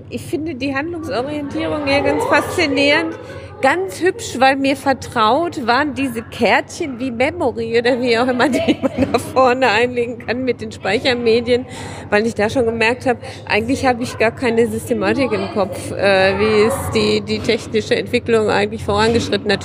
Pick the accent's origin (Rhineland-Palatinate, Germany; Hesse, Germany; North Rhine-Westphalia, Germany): North Rhine-Westphalia, Germany; Dortmund; Wir kommen ja aus Dortmund. In Dortmund haben wir es verpasst.